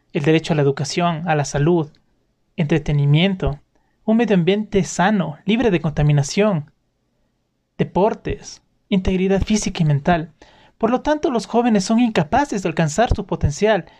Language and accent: Spanish; Ecuador